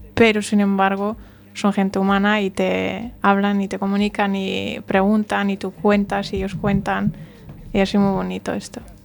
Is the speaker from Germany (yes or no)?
yes; Germany; yo siendo alemana y apareciendo alemana